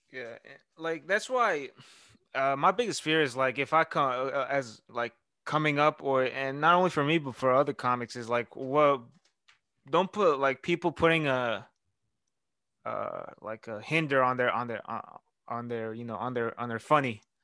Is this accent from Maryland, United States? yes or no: no; Houston, Texas, United States; I'm from Houston.